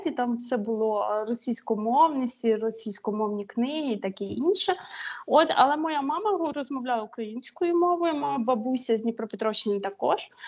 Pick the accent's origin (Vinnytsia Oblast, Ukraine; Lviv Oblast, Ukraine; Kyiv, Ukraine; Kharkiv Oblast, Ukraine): Vinnytsia Oblast, Ukraine; moved away as an adult; also born or lived in Reims, France; now in Annecy, France; Я з Вінницької області, з центральної.